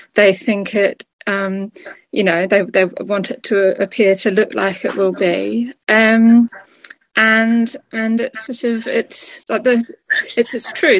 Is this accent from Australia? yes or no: yes; Australia; moved away as an adult; now in United Kingdom; I'm Australian originally. I've lived here for 16 years